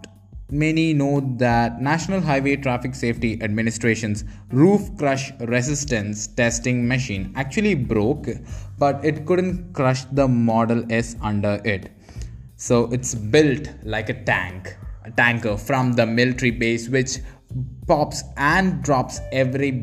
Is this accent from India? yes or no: yes; India; as an Indian